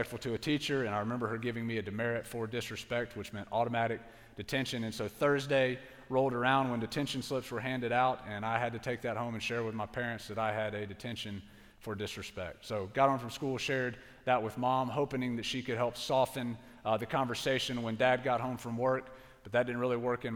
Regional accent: Pensacola, Florida, United States

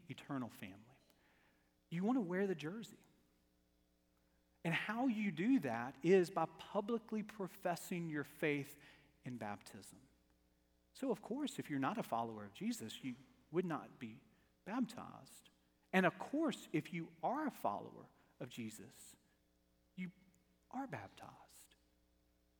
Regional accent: Starkville, Mississippi, United States; now in Alabama, United States; I was born in Starkville

